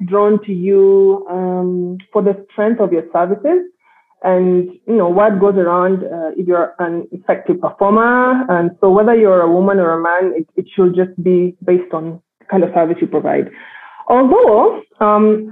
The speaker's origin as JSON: {"language": "English", "region": "Nairobi", "country": "Kenya", "tie": "born or raised there", "also_born_or_lived": "London", "said": "I was born and raised in Nairobi."}